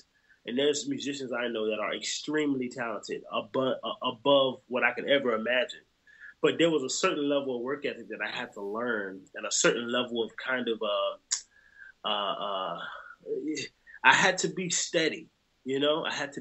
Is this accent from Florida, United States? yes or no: yes; Jacksonville, Florida, United States; also born or lived in New Orleans; my hometown, Jacksonville, Florida